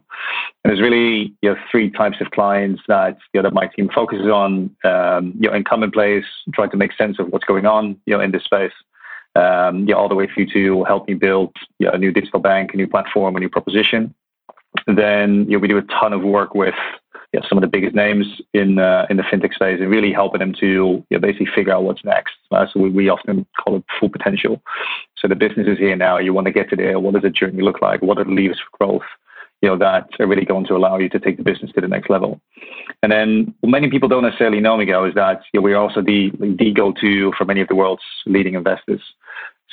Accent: Netherlands; moved away as an adult; also born or lived in Hong Kong / Middle East; now in London, United Kingdom; So I was born in Holland

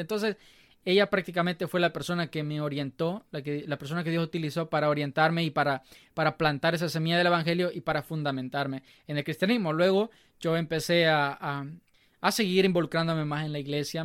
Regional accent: Nueva Concepción, Chalatenango, El Salvador; now in Alabama, United States; soy del Salvador, del departamento de Chalatenango, muy orgulloso. Nací en una pequeña, en un pequeño pueblo llamado Nueva Concepción.

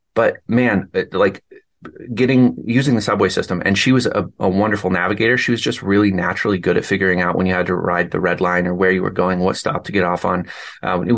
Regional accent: Denver, Colorado, United States; moved away; I grew up in Denver, so I'm kind of more of a city person by nature.

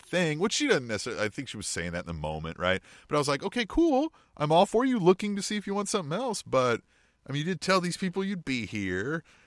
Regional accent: Manhattan, Kansas, United States; now in Kansas City, United States; I grew up in Manhattan, Kansas town

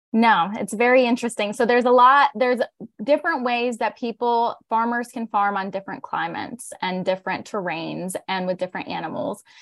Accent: northern Pennsylvania, United States; we are fourth generation on our family's organic dairy and crop farm. So we're a regenerative farm in northern Pennsylvania

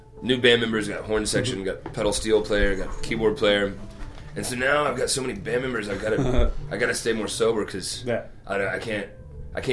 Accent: Little Rock, Arkansas, United States; I'm from Little Rock, Arkansas, which is like 130 miles from Memphis.

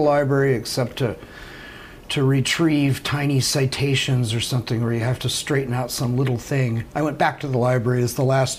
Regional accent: Del Mar, California, United States; moved away as an adult; also born or lived in Santa Cruz, California / Indiana / Netherlands; I grew up in San Diego, near San Diego, a little town called Del Mar. Grew up right on the beach

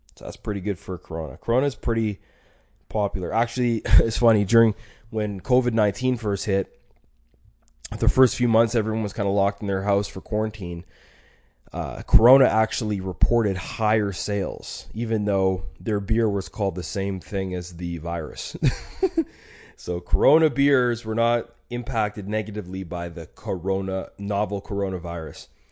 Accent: Alberta, Canada; I'm from Alberta

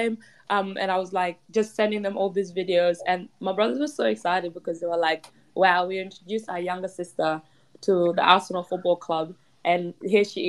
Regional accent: Perth, Western Australia, Australia; also born or lived in Kenyan refugee camp, Kenya; now in Melbourne, Australia; I grew up in Perth, and I grew up a massive West Coast fan.

